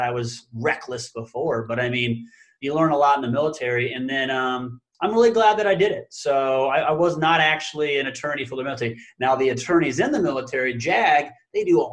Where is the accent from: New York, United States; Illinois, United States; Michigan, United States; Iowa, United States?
Iowa, United States; Council Bluffs; also born or lived in Sioux Falls, South Dakota; I was born and raised in Council Bluffs, Iowa, which is a suburb of Omaha, Nebraska.